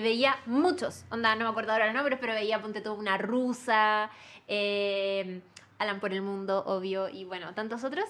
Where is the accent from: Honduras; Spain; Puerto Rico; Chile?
Chile; Talca, Maule; also born or lived in Osorno; now in Santiago, Chile; yo no soy de Santiago, soy del sur. Nací en Osorno y me crié en Talca.